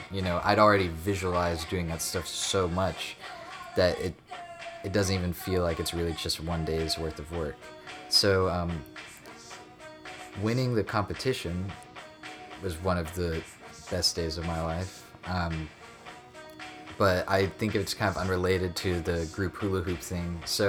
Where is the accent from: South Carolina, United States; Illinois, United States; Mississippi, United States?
South Carolina, United States; Seneca; I'm from Seneca, North Carolina, if you even know where that is.